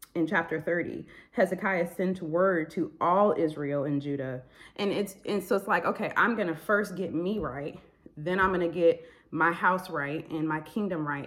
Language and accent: English; Michigan, United States; moved away as an adult; I'm from Michigan